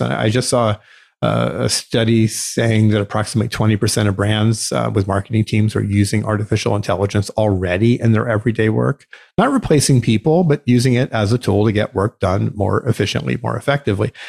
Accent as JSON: {"language": "English", "country": "United States", "said": "our rights as American"}